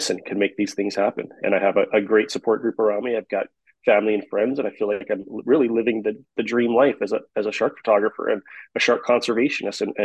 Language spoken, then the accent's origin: English; Kauai, Hawaii, United States; I'm from Hawaii, the island of Kauai, born and raised here.